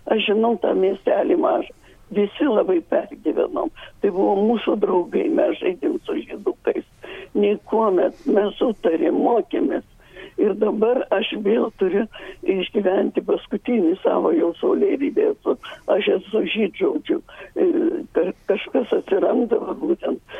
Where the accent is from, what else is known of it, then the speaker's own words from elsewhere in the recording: Lithuania; moved away; Aš esu iš Pautenas ir mano gimnačiai ten gyvena.